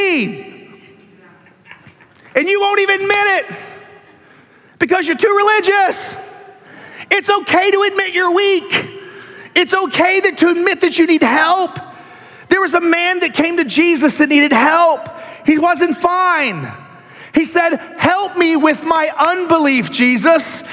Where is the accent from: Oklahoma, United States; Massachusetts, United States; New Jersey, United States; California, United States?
Oklahoma, United States; Tulsa; I grew up in Tulsa, Oklahoma, the actual buckle of the Bible Belt